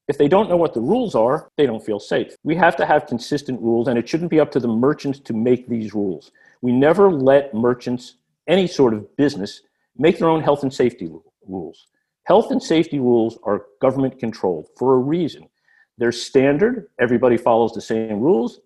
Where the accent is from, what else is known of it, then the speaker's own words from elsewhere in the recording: New Jersey, United States; moved away as an adult; also born or lived in Coral Gables, Florida; now in Venice, United States; I grew up in New Jersey, starting in, uh, Newark, then in West Orange, then Basking Ridge and a number of moves after